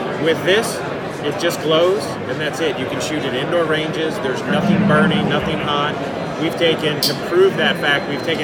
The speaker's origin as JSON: {"language": "English", "region": "Arizona", "country": "United States", "tie": "born or raised there", "said": "my hometown."}